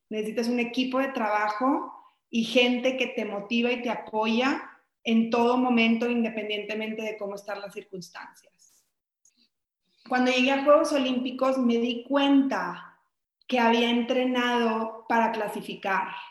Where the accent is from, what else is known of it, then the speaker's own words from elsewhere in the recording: Mexico; soy de México